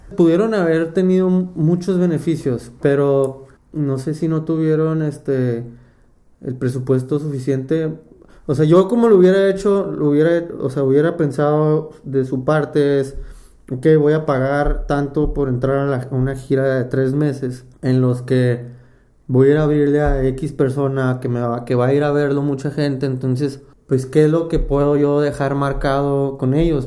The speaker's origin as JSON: {"language": "Spanish", "town": "Mexicali", "region": "Baja California", "country": "Mexico", "moved": "yes", "lives_now": "Guadalajara, Mexico", "said": "yo empecé a tocar a los 14 años fue mi primera banda. Tocaba la, la batería en un grupo de, Mexicali"}